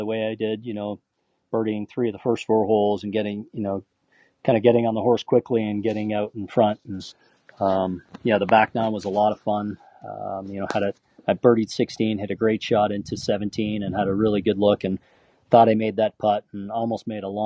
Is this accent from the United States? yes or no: no; Canada; Being Canadian